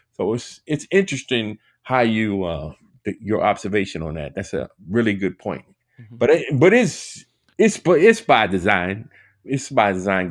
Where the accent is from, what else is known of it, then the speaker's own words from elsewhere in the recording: Washington, District of Columbia, United States; I grew up in Washington D.C.